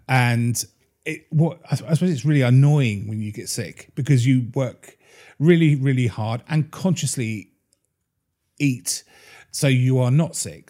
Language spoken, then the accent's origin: English; Bury St Edmunds, East of England, United Kingdom; my hometown is Brayton Edmonds